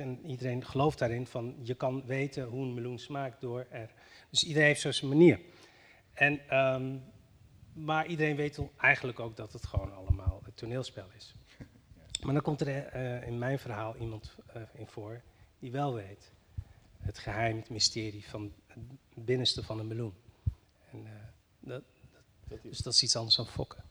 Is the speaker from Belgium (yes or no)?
no; northern Morocco, Morocco; moved away; ik ben geboren in Marokko en eh, in, dat dorp waar ik vandaan kom, in het noorden van Marokko